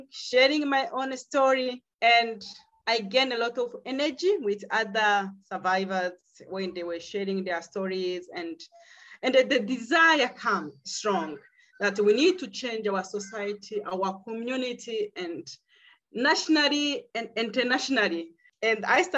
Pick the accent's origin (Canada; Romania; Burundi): Burundi; now in South Africa; I'm from Burundi.